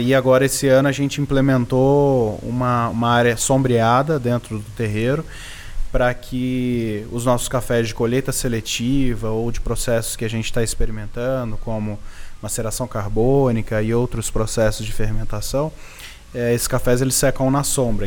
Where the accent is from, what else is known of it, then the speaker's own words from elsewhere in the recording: Baependi, Minas Gerais, Brazil; eu nasci na Serra da Mantiqueira